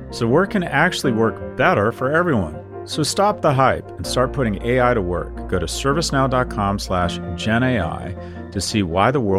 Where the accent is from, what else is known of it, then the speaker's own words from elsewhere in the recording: New York, United States; Well, I'm … from New York.